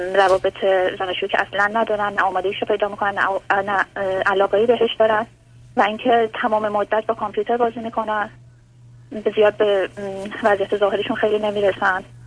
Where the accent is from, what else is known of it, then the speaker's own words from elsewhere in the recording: Iran; moved away as an adult; now in Germany; تو شرایطی از ایران اومدم بیرون که واقعا دیگه نمیتونستم اونجا بمونم